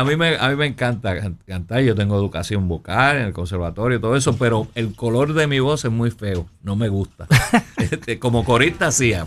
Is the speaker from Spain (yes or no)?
no; Puerto Rico; moved away as an adult; also born or lived in New York; vengo de Puerto Rico, toco trompeta